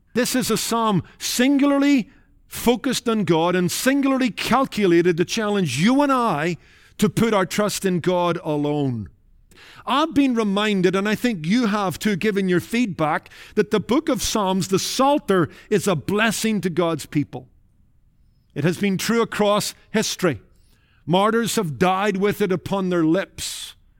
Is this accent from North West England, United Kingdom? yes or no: no; Northern Ireland, United Kingdom; Growing up in Northern Ireland in the Rathkilde Baptist Church and in among Irish Baptists